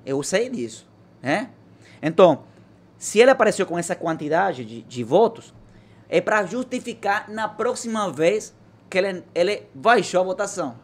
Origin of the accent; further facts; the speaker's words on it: Venezuela; Portuguese is a second language; moved away as an adult; now in Brazil; Eu queria libertar meu país